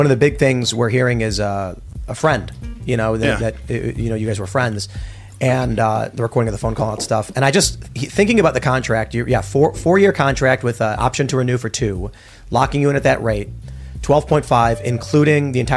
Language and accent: English; Chicago, Illinois, United States; growing up in Chicago and being close to the bottom of the totem pole as an American